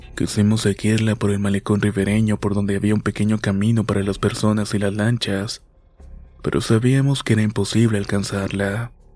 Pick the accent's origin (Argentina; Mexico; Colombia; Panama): Mexico; Minatitlán, Veracruz; de Veracruz. Mi ciudad Minatitlán